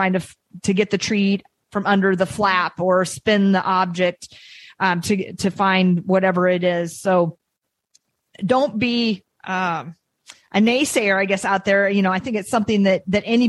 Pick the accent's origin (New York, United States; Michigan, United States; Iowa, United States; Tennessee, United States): Iowa, United States; now in New England, United States; I'm from Iowa